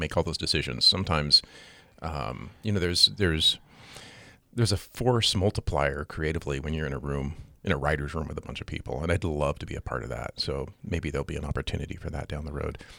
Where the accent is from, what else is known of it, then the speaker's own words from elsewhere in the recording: Seattle, Washington, United States; now in Great Falls, United States; I grew up in the Seattle area